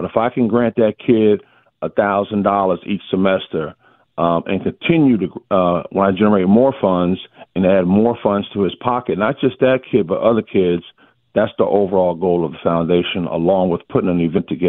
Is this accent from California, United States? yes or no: no; New Jersey, United States; now in Georgia, United States; I didn't realize this until I moved down here from Jersey. Up in Jersey, basketball was king. Down south, football is king.